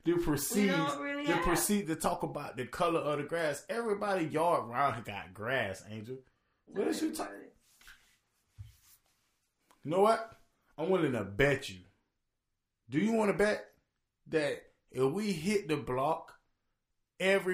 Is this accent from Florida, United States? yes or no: yes; Florida, United States; I'm from Florida